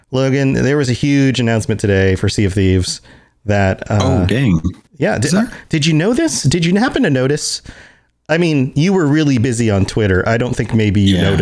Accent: Puerto Rico; I'm Puerto Rican.

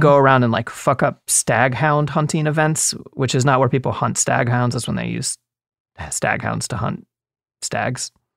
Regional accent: East Coast, United States; moved away; I grew up on the East Coast

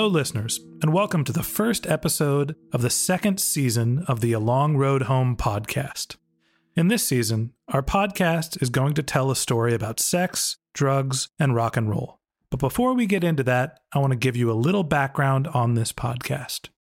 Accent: suburb south of San Francisco, California, United States; someone who grew up in my hometown

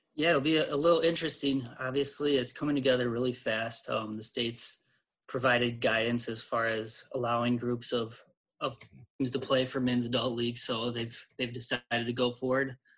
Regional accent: St. Louis Park, Minnesota, United States; I, I grew up in St. Louis Park

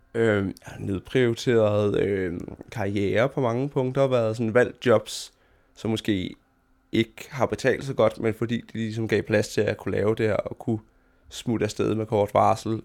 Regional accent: Fredericia, Southern Denmark, Denmark; jeg voksede op i Fredericia, som er en, en mellemstor by i land

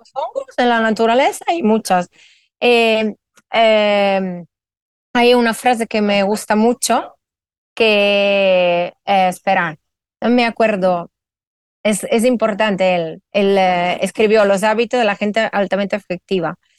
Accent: Italy; moved away as an adult; now in Spain; soy italiana afincada en España hace más de 17 años

